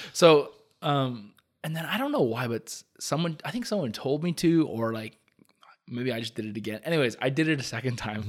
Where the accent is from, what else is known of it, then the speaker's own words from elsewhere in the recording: Hamilton, Ontario, Canada; we grew up in Hamilton, like, close to Upper James